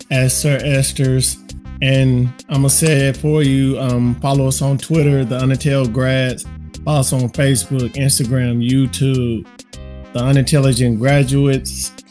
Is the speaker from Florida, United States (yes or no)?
yes; Florida, United States; I'm from Florida, dog. What you expect Florida, from Florida people?